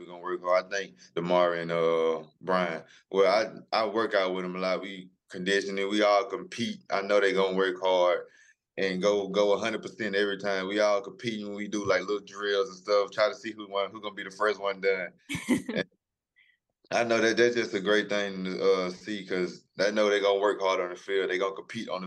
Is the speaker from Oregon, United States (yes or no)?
no; Philadelphia, Mississippi, United States; I'm from Philadelphia, Mississippi, old small town, country town.